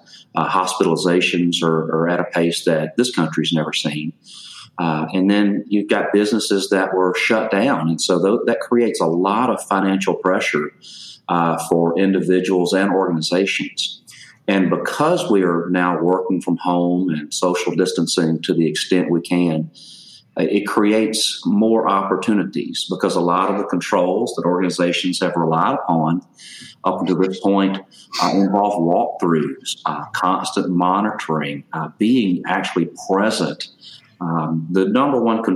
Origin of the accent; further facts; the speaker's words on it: Louisiana, United States; moved away as an adult; also born or lived in Texas; now in Dallas, United States; I was born and raised in Louisiana, and so it took me about 25 years to get out of that state